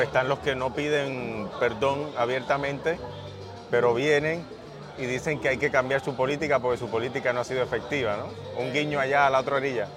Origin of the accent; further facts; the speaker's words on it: Puerto Rico; vivimos nosotros los puertorriqueños